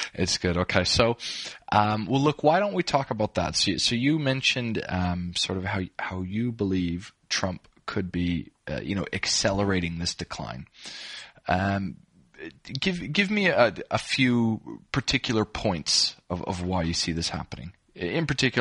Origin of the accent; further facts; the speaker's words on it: Canada; now in Australia; I'm Canadian, but I live in Australia